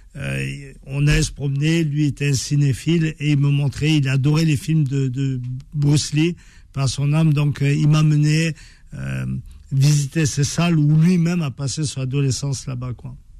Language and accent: French; France; on a grandi en France. Euh, on a étudié en France.